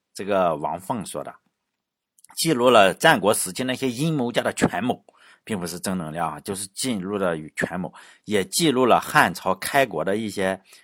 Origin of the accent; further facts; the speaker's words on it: Laiwu, Shandong, China; 我老家有一种竹叫莱芜黑竹